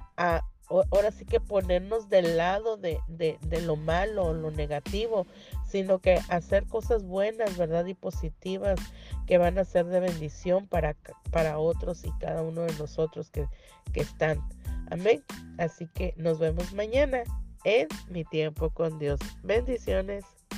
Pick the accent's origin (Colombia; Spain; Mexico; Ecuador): Mexico; Tapachula, Chiapas; now in Rosarito, Mexico; ahí en mi tierra, en mi sur, en mi Tapachula, bello, hermoso, mi Chiapas